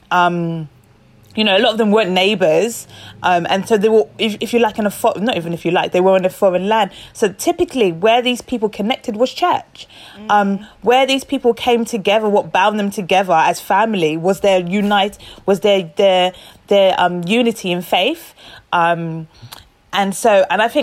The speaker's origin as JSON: {"language": "English", "country": "Nigeria", "said": "I'm Nigerian, just the rich culture, richness of our culture"}